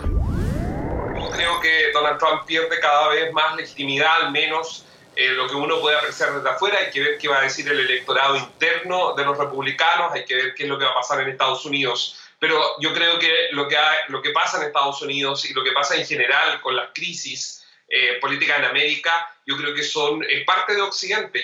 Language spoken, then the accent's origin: Spanish; Chile; nos uniera como chilenos